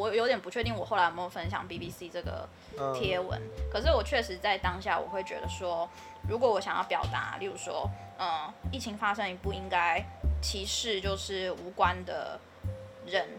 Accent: Taiwan; accent: Taiwanese; 然后我们口音又这么重，台湾口音，

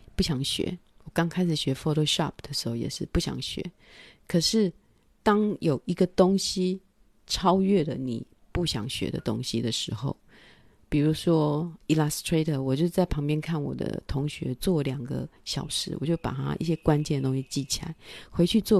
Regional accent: Taiwan; moved away; also born or lived in France; 我们台湾人的个性

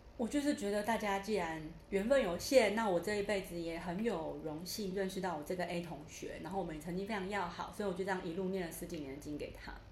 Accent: Taiwan; born or raised there; also born or lived in central Taiwan

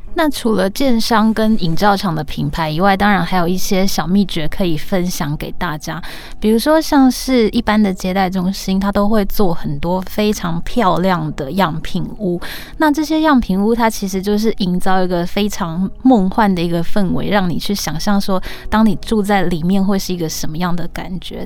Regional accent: Tainan, Taiwan; moved away as an adult; now in Taipei, Taiwan; 因为我是北漂嘛，我就是台南人，然后到台北工作

